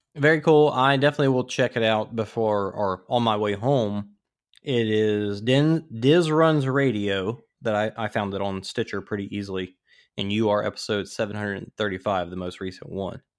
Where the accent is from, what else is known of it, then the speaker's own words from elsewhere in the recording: Louisiana, United States; I'm from Louisiana